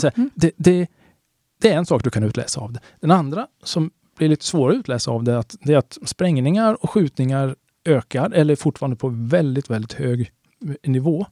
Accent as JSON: {"language": "Swedish", "country": "Sweden", "said": "jag är också svensk"}